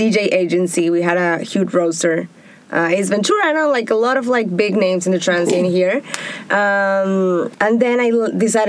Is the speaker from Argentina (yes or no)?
yes; Argentina; moved away as an adult; also born or lived in Tel Aviv, Israel; now in Israel; I'm from Argentina, raised and born. I moved to Tel Aviv in 2011